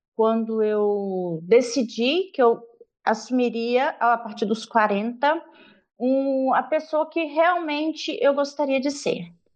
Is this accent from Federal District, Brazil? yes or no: no; Minas Gerais, Brazil; Eu sou mineira lá da roça, nasci numa comunidade é, rural chamada Palmulato